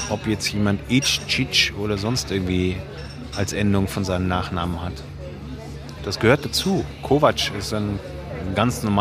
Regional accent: Baden-Württemberg, Germany; now in Vienna, Austria; Heute wird geschimpft über die Russlanddeutschen in meiner Heimat, wo ich herkomme, auf der Schwäbischen Alb.

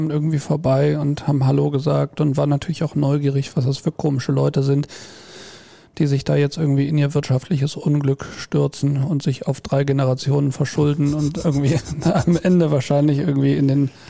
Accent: Rhineland, Germany; moved away as an adult; now in Bad Sassendorf, Germany; vom Rheinland nach Westfalen. Wir sind ja, wir sind ja Rheinländer eigentlich.

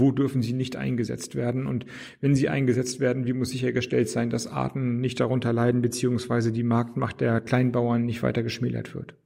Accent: Flensburg, Schleswig-Holstein, Germany; moved away as an adult; now in Berlin, Germany; aus meiner Heimatstadt Flensburg

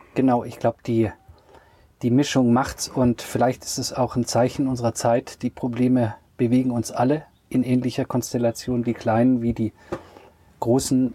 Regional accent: Radolfzell, Baden-Württemberg, Germany; moved away as an adult; also born or lived in New York / Freiburg / Paris; aufgewachsen bin ich ja am Bodensee

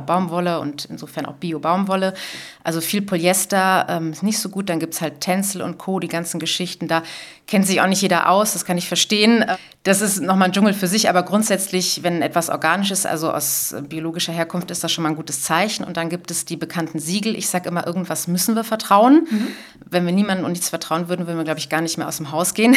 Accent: Cologne, North Rhine-Westphalia, Germany; bei uns in Köln

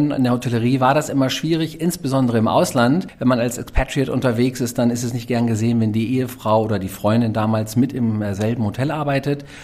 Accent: Lower Saxony, Germany; Also {S2} ich komme tatsächlich aus Niedersachsen.

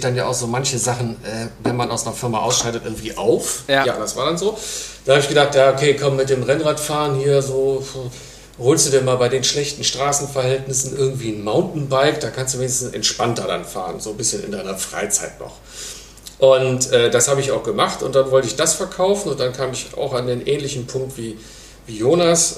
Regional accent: Mönchengladbach, North Rhine-Westphalia, Germany; moved away as an adult; now in Hamburg, Germany; ich komme aus Mönchengladbach. Also ich bin Niederrheiner, aber seit 20 Jahren jetzt hier in Hamburg

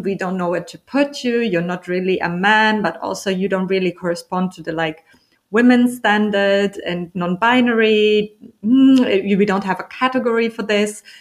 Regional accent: Germany; also born or lived in Berlin; I'm from Germany and I'm in Berlin for about 10 years.

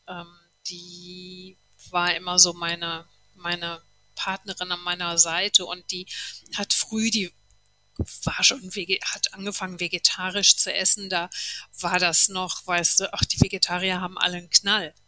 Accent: a village an hour from Cologne, North Rhine-Westphalia, Germany; moved away as an adult; now in New Zealand; ich bin auf dem Kaff geboren, eine Stunde von Köln entfernt

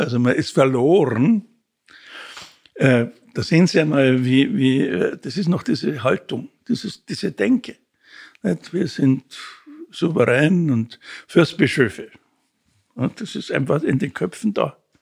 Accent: Munich, Bavaria, Germany; in St. Wolfgang in der Ballernstraße, das war die Pfarrei, wo ich aufgewachsen bin

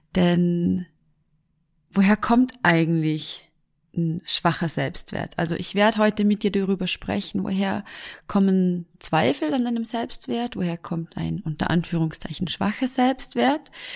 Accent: Vorarlberg, Austria; Bei uns in Vorarlberg

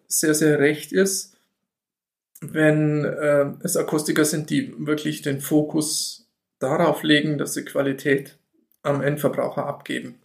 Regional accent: Allgäu, Bavaria, Germany; bei uns im Allgäu

